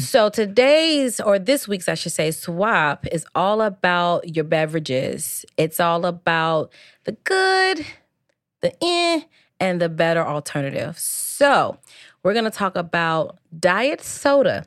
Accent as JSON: {"language": "English", "region": "Midwest", "country": "United States", "said": "it's pop, by the way, it's not soda, like, we are from the Midwest, okay? We say pop around these streets"}